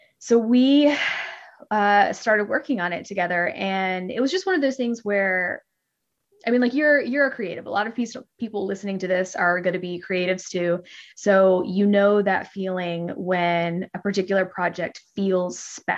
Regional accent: Mississippi, United States; I grew up in Mississippi

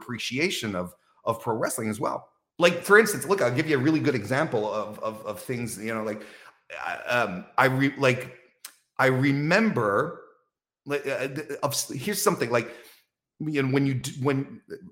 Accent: Quebec City, Quebec, Canada; my hometown as well, from Quebec

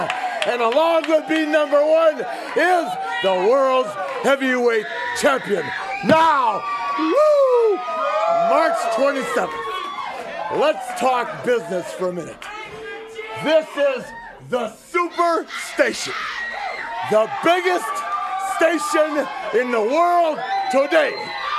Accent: North Carolina, United States; I don't like Louisville. I am from North Carolina.

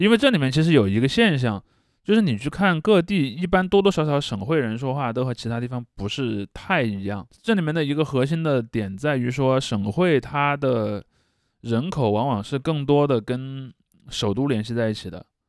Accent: Henan, China; 然后这个东西就导致我们河南人失去了非常重要的一个

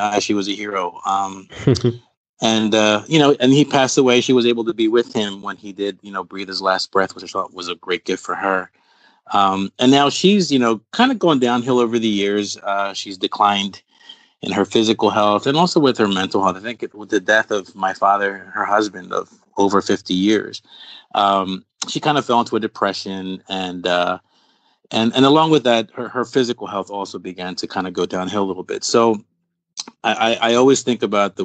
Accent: Philadelphia, Pennsylvania, United States; also born or lived in Brooklyn, New York / Puerto Rico; My family's from Puerto Rico. I was born in Brooklyn, New York, and raised in Philadelphia, Pennsylvania

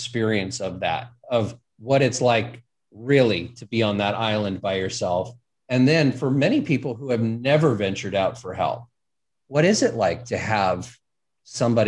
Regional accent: Los Angeles, California, United States; growing up in Hollywood

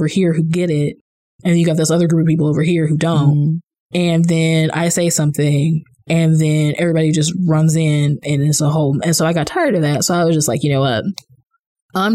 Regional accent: Kansas City, Missouri, United States; moved away as an adult; also born or lived in Virginia; being a native Missourian, I lived in Virginia at the time, but I grew up in Missouri

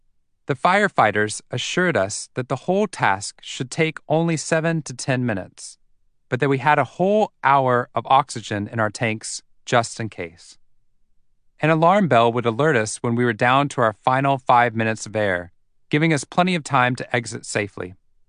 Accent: Waco, Texas, United States; I was coming to the tail end of my 90 hours of volunteer firefighting training in my hometown of Waco, Texas.

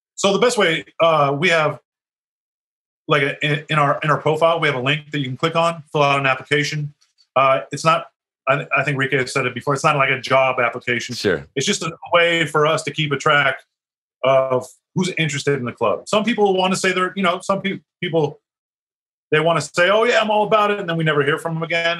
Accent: Las Vegas, Nevada, United States; also born or lived in San Diego; to Vegas in '91, I grew up here

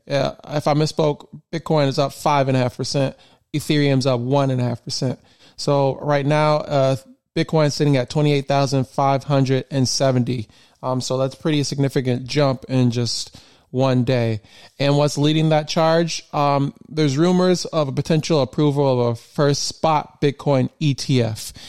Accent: Michigan, United States; born and raised in Michigan.

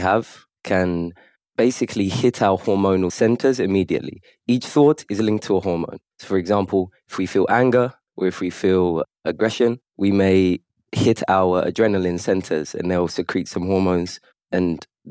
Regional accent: London, United Kingdom; now in Kuwait; I'm from London originally

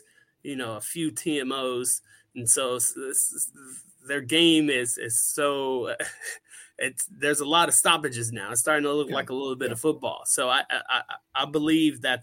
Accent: United States; I'm an American here.

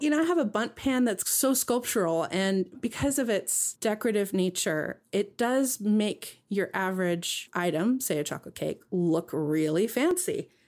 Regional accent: West Coast, United States; moved away; also born or lived in Midwest; I grew up knowing on the West Coast and even living in the Midwest.

